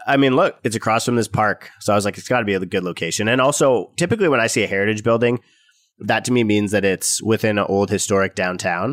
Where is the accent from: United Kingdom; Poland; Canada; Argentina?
Canada; as a Canadian